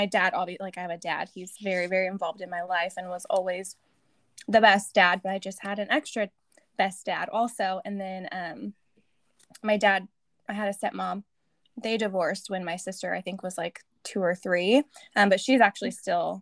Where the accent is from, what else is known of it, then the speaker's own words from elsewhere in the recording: Eureka, California, United States; also born or lived in Arizona / Tennessee; I was born in Northern California, a little coast town, Humboldt County, Eureka, California